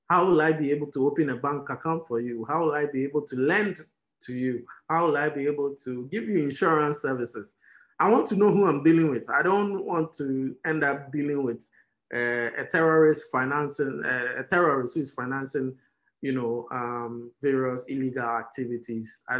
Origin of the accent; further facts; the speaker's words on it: Keta, Volta, Ghana; So I'm an Ewe, right? So I come from Keta